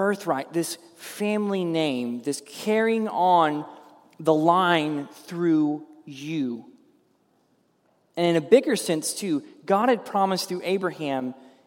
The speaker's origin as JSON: {"language": "English", "town": "Ada", "country": "United States", "tie": "born or raised there", "said": "when I was growing up in Ada"}